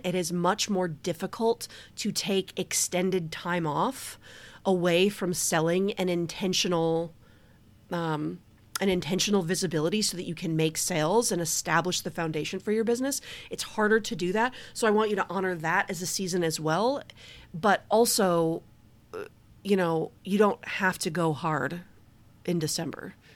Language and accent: English; Detroit, Michigan, United States; I'm from Detroit